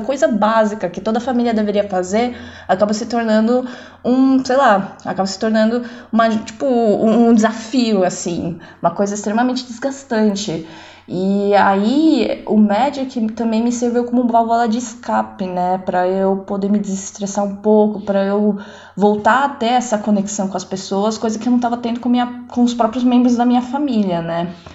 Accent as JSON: {"language": "Portuguese", "region": "São Paulo", "country": "Brazil", "tie": "born or raised there", "moved": "yes", "lives_now": "Netherlands", "said": "eu nasci aqui mesmo, né, em São Paulo, Brasil"}